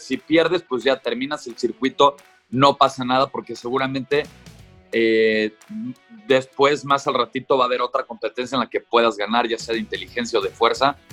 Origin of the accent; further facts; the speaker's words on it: Mexico; como, como mexicanos